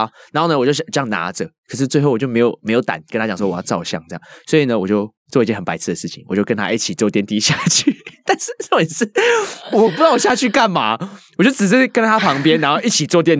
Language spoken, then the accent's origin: Chinese; Taiwan; 说我是啊从台湾来的物理治疗师